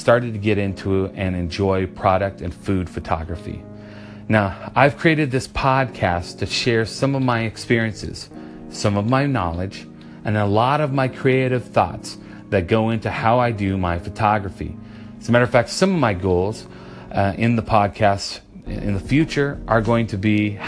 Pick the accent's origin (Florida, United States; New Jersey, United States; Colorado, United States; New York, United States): Colorado, United States; also born or lived in Oahu, Hawaii / Oklahoma / Chicago; now in Nashville, United States; When I was 5, my parents moved to Colorado. There is where I grew up finding my talent in art.